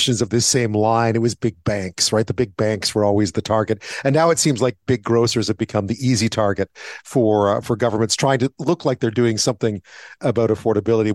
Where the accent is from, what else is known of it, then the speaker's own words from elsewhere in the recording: Montreal, Quebec, Canada; where I grew up in Montreal